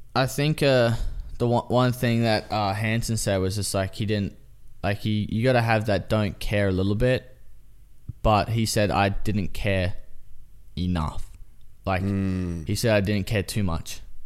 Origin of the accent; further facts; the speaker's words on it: Australia; now in United States; I'm Australian.